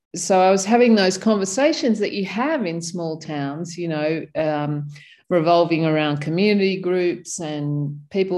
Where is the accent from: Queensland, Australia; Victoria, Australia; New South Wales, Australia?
New South Wales, Australia; Sydney; moved away as an adult; also born or lived in Canberra; I grew up in Sydney